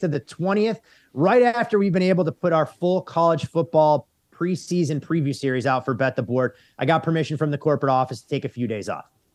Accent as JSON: {"language": "English", "area": "Chicago suburbs", "region": "Illinois", "country": "United States", "tie": "born or raised there", "said": "growing up in the Chicago suburbs"}